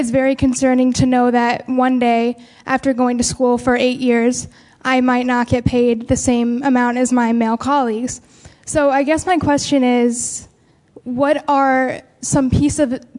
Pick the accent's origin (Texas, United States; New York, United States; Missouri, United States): New York, United States; Syracuse; moved away; I'm originally from Syracuse, New York.